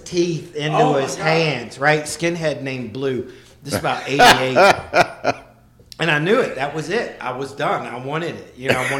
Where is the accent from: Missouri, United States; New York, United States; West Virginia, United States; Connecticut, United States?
West Virginia, United States; Like, I grew up here in West Virginia, right?